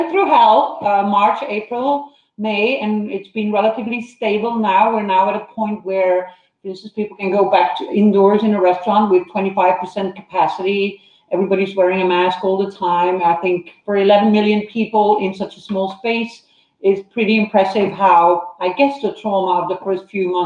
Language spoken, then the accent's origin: English; Belgium; moved away as an adult; now in United States; I'm from Belgium